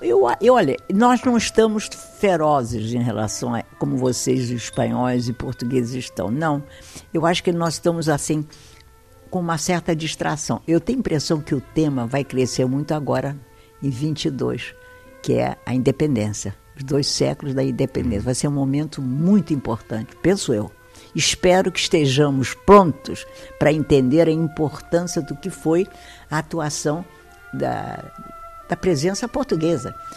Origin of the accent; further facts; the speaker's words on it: Brazil; sou brasileiro